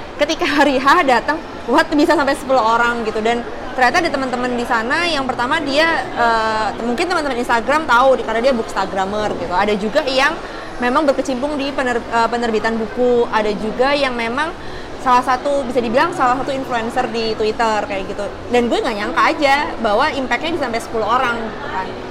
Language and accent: Indonesian; Surabaya, East Java, Indonesia; moved away as an adult; now in Jakarta, Indonesia; gue dari kecil sampai besar di Surabaya. Gue pindah ke Jakarta cuma hanya karena kerjaan aja